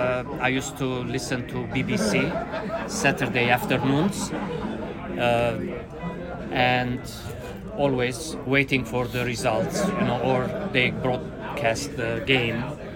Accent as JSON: {"language": "English", "town": "Beirut", "region": "Beirut Governorate", "country": "Lebanon", "moved": "yes", "lives_now": "Los Angeles, United States", "said": "from originally Beirut, Lebanon, but now I live in Los Angeles."}